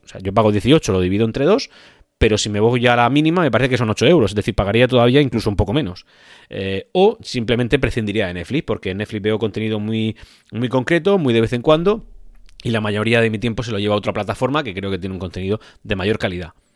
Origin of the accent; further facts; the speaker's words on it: Spain; en mi país, en España